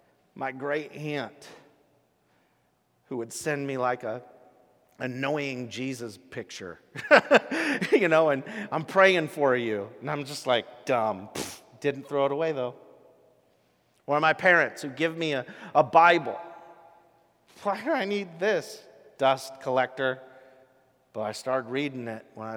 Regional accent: Rochester, Washington, United States; a farm I grew up on in Rochester, Washington

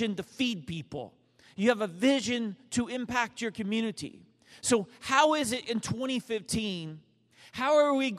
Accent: Dallas, Texas, United States; I'm from Dallas

